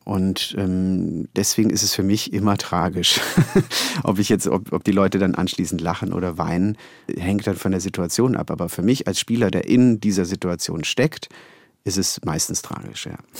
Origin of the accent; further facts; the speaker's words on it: Konstanz, Baden-Württemberg, Germany; moved away; in Konstanz, meiner Heimatstadt